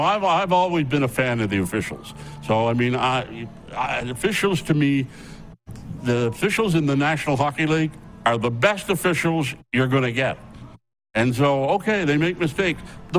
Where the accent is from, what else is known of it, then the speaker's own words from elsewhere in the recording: Campbellton, New Brunswick, Canada; moved away as an adult; I was home one summer in my hometown in Campbellton, New Brunswick.